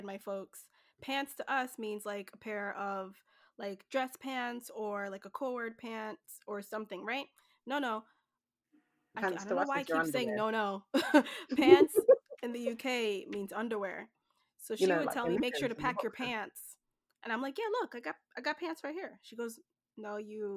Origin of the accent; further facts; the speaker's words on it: Jamaica; now in New Jersey, United States; So I'm originally from Jamaica. It will always be home to me.